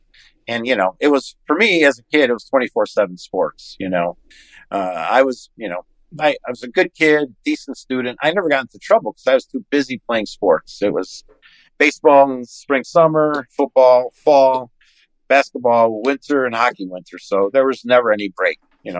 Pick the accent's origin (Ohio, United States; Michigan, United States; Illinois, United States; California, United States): Illinois, United States; Chicago; Well, I'm from Chicago. So I'm spoiled. I think we have really some of the best sports logos in all professional sports back here in Chicago. And I grew up a Blackhawk fan.